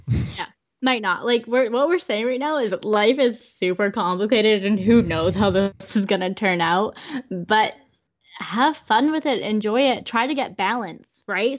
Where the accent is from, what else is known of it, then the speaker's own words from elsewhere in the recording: Vancouver, British Columbia, Canada; we're from Vancouver?